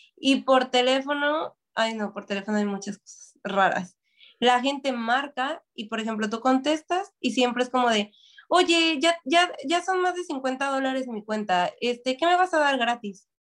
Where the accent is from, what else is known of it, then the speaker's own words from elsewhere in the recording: Mexico; now in Toronto, Canada; soy una mexicana en un lugar de asiático